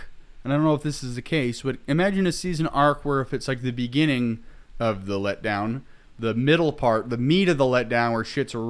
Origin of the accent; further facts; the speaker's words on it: England, United Kingdom; We speak American. I'm English.